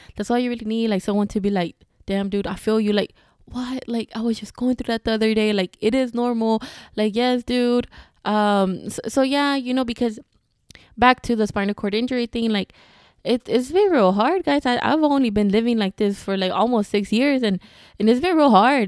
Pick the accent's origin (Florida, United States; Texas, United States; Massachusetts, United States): Texas, United States; Houston; I'm from Houston